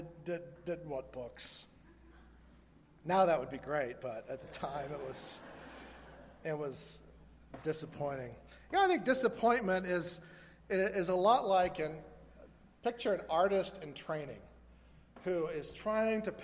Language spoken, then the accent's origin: English; Florida, United States; growing up in Florida